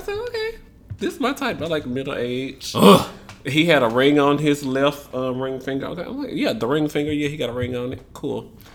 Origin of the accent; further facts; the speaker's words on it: Memphis, Tennessee, United States; I'm from Memphis